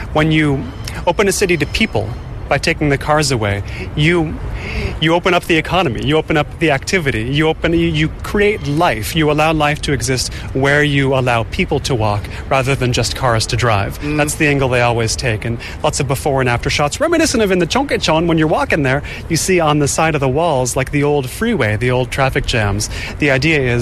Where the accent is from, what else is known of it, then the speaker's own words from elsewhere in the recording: United States; also born or lived in Los Angeles; now in Seoul, South Korea; we're both from America.